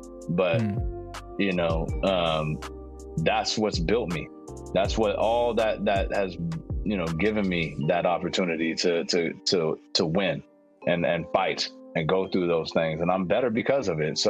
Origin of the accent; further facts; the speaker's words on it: San Francisco, California, United States; now in Oakland, United States; I was from San Francisco